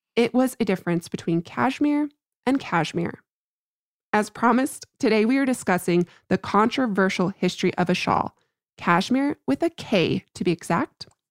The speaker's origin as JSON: {"language": "English", "region": "New Mexico", "country": "United States", "tie": "born or raised there", "said": "my home state of New Mexico"}